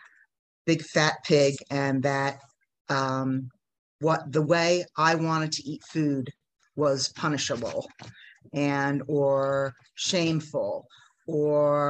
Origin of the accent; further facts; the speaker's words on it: New Jersey, United States; moved away as an adult; now in Mexico; I grew up in New Jersey in the United States